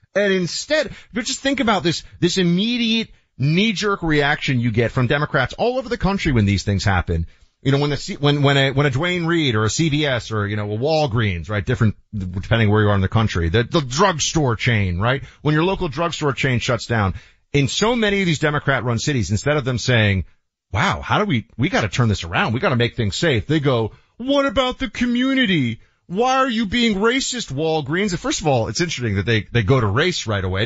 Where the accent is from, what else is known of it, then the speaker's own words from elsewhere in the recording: New York, United States; I grew up in New York and I loved it